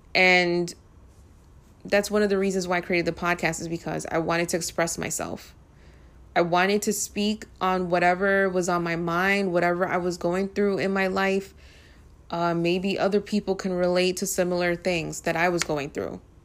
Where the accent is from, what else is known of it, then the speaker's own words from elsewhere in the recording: New York City, New York, United States; I'm from the Bronx